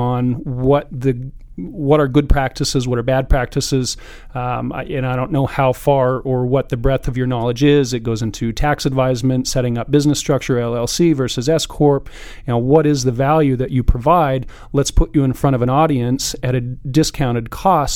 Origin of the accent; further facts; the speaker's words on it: Carson City, Nevada, United States; now in Reno, United States; I grew up in Carson